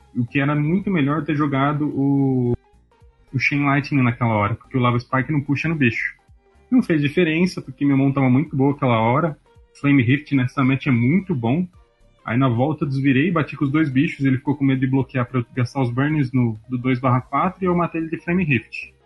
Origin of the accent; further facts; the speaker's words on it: Jundiaí, São Paulo, Brazil; Eu sou de Jundiaí